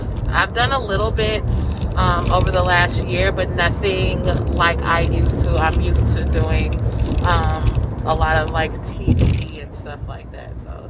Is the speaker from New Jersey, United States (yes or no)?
no; Round Rock, Texas, United States; moved away as an adult; now in Chicago, United States; I grew up right outside of Austin, a suburb called Round Rock.